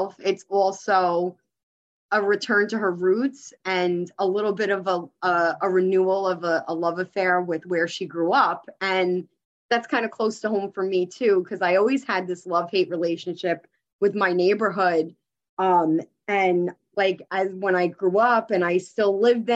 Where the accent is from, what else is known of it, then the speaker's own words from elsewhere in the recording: New York City, New York, United States; moved away; But I'm originally from Queens. I'm originally from the city. And I was born and raised there and grew up there my whole life.